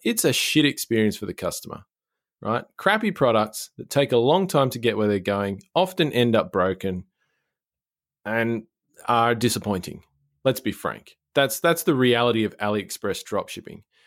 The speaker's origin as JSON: {"language": "English", "country": "Australia", "said": "as an Australian"}